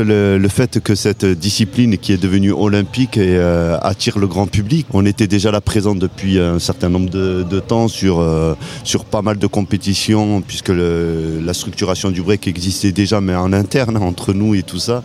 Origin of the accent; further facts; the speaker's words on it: Montpellier, Occitania, France; chez nous à Montpellier